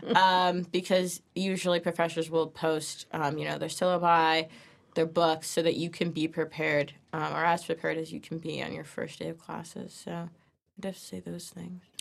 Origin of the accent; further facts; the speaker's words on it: New Milford, Connecticut, United States; I'm from New Milford, Connecticut, so it's down the road